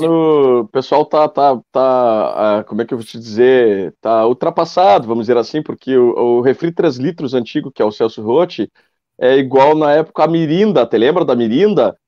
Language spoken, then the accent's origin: Portuguese; Bagé, Rio Grande do Sul, Brazil; moved away as an adult; now in Ilha Negra, Brazil; eu sou de Bagé e moro há nove anos aqui em Ilha Negra